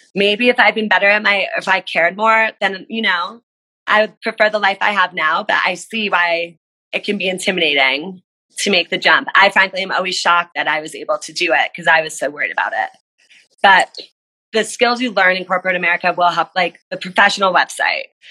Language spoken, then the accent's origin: English; New Jersey, United States; I'm from New Jersey, so I do love New Jersey